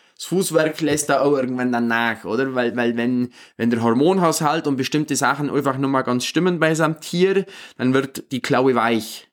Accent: Obermaiselstein, Bavaria, Germany; bei uns in Obermeißelstein

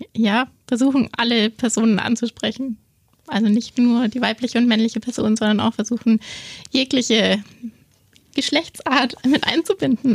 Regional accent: Augsburg, Bavaria, Germany; ich komme aus Augsburg, bin hier aufgewachsen, ähm, war dann immer zwischenzeitlich mal weg

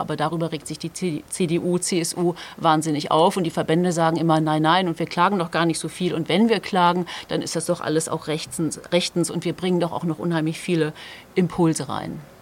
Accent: Hamburg, Germany; Ich als Hamburger

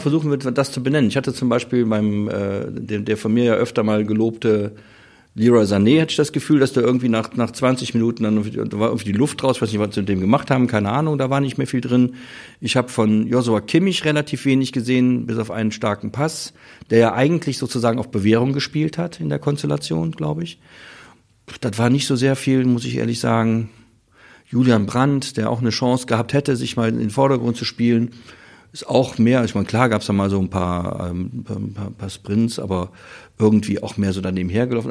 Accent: Vulkaneifel, Rhineland-Palatinate, Germany; ich komme ja aus der Vulkaneifel, das deutsche Sizilien

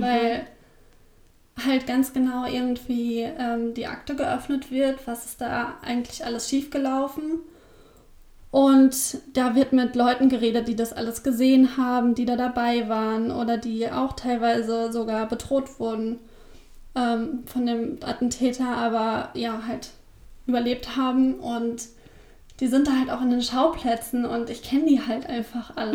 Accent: Rhine-Main area, Hesse, Germany; now in Braunschweig, Germany; das ist äh, so die Frankfurt-Hanau-Ecke

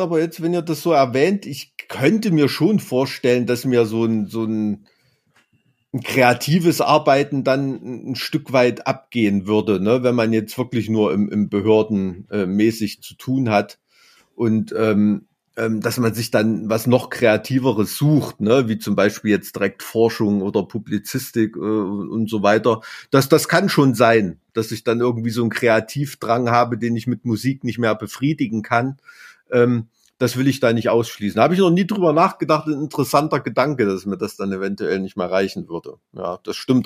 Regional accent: East Germany, Germany; ich bin da in der DDR als Kind aufgewachsen

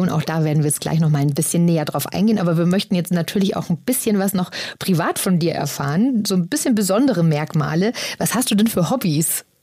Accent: Wuppertal, North Rhine-Westphalia, Germany; now in Aachen, Germany; 33. Und wo kommst du her? Äh, ich wohne in Aachen, aber ich komme aus Wuppertal.

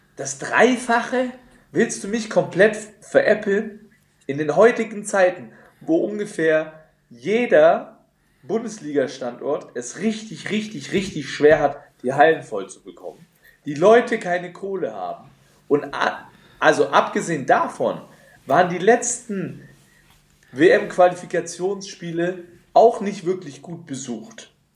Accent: Nuremberg, Bavaria, Germany; als Nürnberger

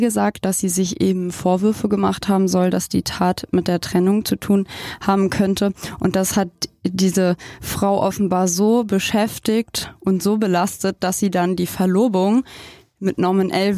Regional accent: Germany; ich komme aus Palingen, aus Herrenburg, aus Eichholz

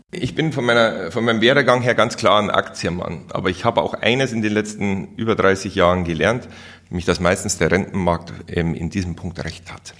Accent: Germany; Bei uns in Deutschland

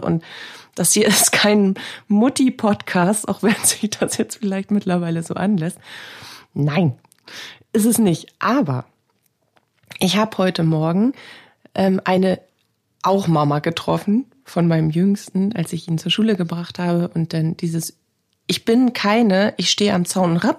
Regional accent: Northern Germany, Germany; Hier bei uns in Norddeutschland

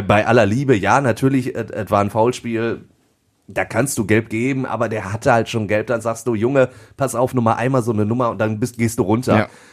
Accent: Duisburg, North Rhine-Westphalia, Germany; ich bin gebürtiger Duisburger und dementsprechend ist der MSV auch mein Verein

